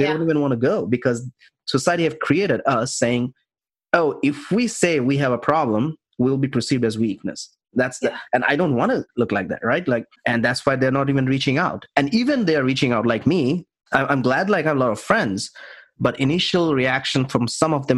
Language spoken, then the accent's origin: English; India; I'm from India